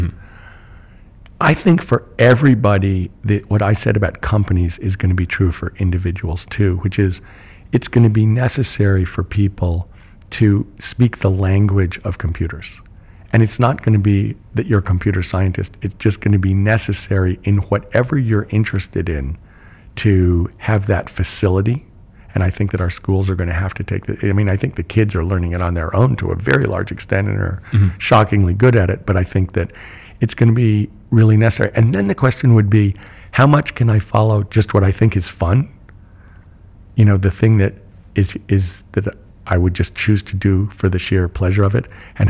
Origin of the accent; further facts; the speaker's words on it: United States; I'm an American too.